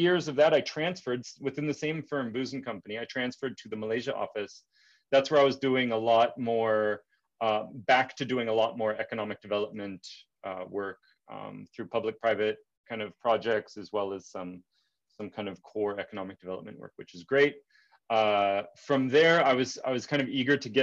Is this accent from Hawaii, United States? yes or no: no; California, United States; moved away; also born or lived in Dominican Republic; as an American growing up in California